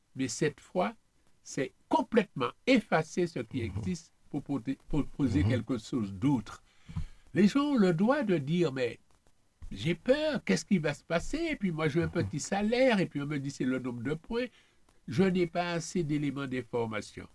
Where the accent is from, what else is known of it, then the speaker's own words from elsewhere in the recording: Martinique; On est Martiniquais